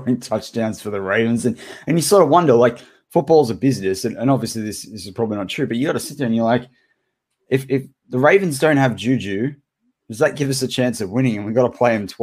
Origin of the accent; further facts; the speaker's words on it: Australia; now in United States; being an Aussie in America